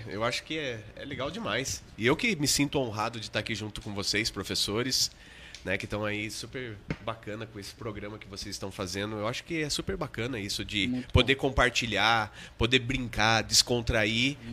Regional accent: Botucatu, São Paulo, Brazil; Eu sou botucatuense, né? Sou da Gema

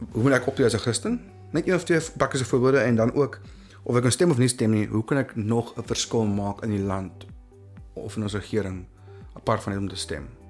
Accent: South Africa; baie van ons Afrikaans sprekendes

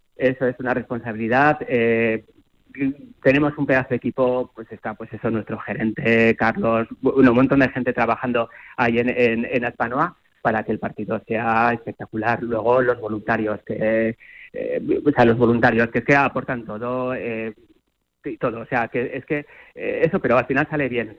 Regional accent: Zaragoza, Aragon, Spain; es como zaragozano y como aragones, pues a mí me llena de orgullo

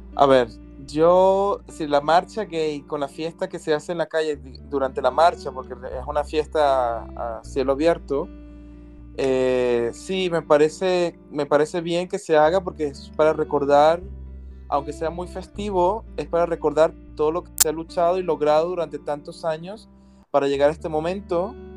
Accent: Venezuela; moved away as an adult; now in Barcelona, Spain; Soy de Venezuela, vivo en España.

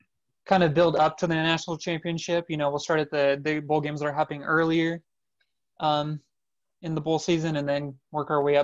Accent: Boise, Idaho, United States; my hometown bowl game.

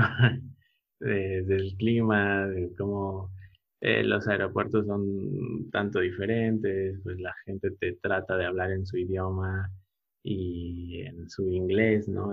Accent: Puebla, Mexico; moved away as an adult; also born or lived in Indonesia; now in Oaxaca, Mexico; soy originario de Puebla

